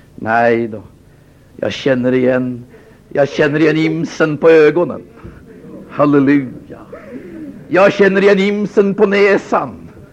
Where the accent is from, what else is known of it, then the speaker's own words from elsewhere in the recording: Sweden; Vi är födda i Sverige. Vi har medborgarskap